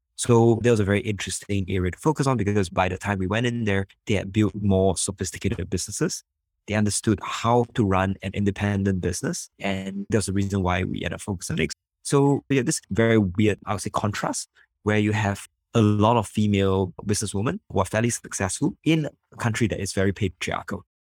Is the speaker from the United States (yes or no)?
no; Singapore; I'm from Singapore.